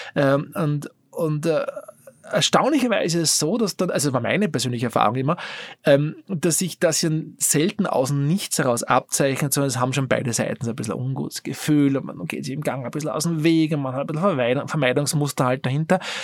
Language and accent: German; Austria; als Österreicher, als Europäer